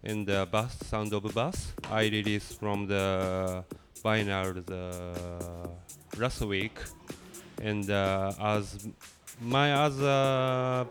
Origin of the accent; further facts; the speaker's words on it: Tokyo, Japan; English is a second language; I'm from Tokyo and I have a residency party at WOOM Tokyo